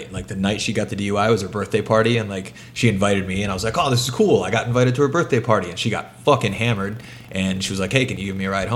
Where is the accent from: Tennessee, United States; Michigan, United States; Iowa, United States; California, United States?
Michigan, United States; moved away as an adult; also born or lived in Virginia / Alaska; I grew up in Michigan. I was stationed in Virginia for a few years before Alaska